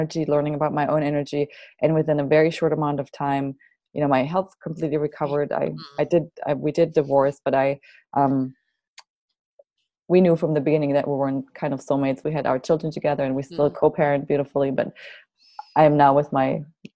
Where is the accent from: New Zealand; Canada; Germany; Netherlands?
Germany; now in Santa Barbara, United States; My family, I'm from Germany, so my family is all in Germany